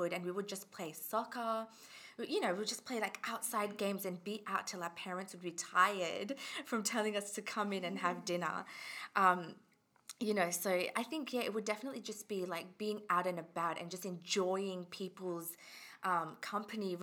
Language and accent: English; Australia; also born or lived in England / Fiji (ancestry) / India (ancestry); I was born in England. And then I moved to Australia when I was about 8 or 9, so in 2003